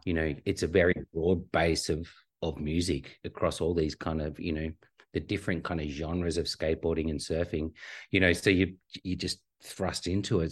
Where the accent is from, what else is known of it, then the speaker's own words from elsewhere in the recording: Australia; grew up on a healthy, really healthy diet of skateboarding and, and surfing. as most Aussie kids do at the time